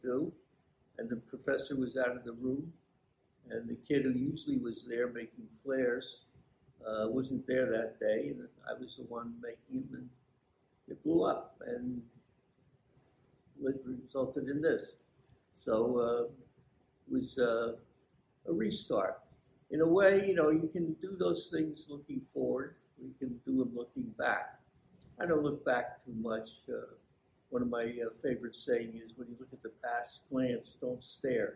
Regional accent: Belleville, New Jersey, United States; also born or lived in Newark, New Jersey; now in Nutley, United States; I was born in Newark and I lived there until I was not quite seven. I moved into Belleville at that point and got skipped from the second half of first grade into second grade. And continued all through school in Belleville

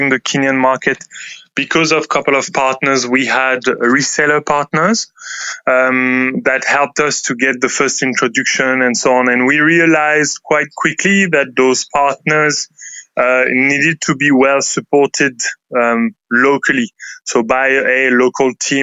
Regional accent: France; English is a second language; moved away; as you can surely hear, I come from France.

